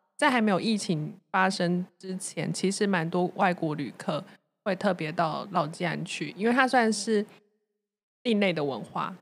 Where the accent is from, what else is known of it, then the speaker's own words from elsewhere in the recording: Taichung, Taiwan; 身为台中人